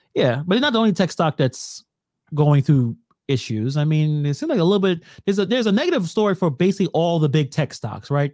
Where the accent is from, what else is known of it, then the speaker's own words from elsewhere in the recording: New York City, New York, United States; I don't call myself a Brooklynite or you know, we're from Brooklyn